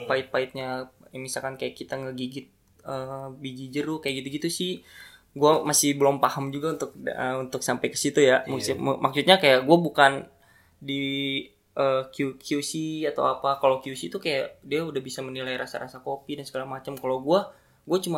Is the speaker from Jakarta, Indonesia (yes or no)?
yes; Jakarta, Indonesia; born there; Gue lahir di Jakarta dan gue sekarang sebagai barista di salah satu kopi Bogor.